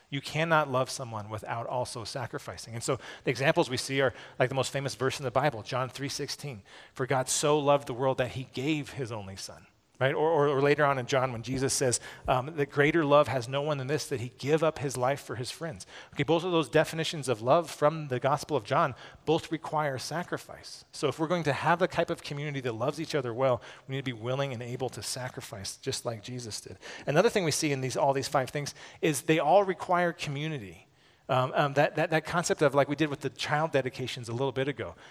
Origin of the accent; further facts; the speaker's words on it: United States; as American evangelicals